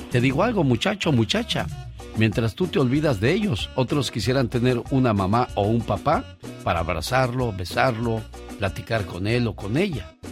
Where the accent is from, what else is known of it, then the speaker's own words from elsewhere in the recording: Tarandacuao, Guanajuato, Mexico; Salí de Tarandacuao, Guanajuato. Pero Tarandacuau, Guanajuato nunca salió de mí.